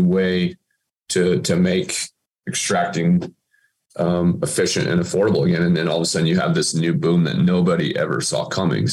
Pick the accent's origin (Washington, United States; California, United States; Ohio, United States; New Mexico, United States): New Mexico, United States; Aztec; I was born and raised in Aztec